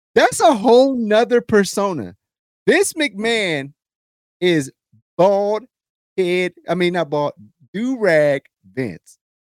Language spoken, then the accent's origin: English; United States